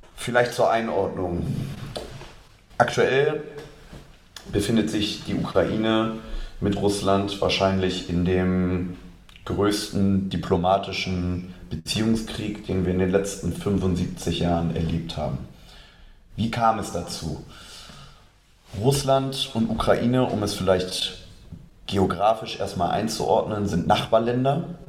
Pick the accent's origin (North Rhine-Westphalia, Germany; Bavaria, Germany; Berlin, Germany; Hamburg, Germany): Hamburg, Germany; Geboren in Hamburg, aufgewachsen, dann vor den Toren Hamburgs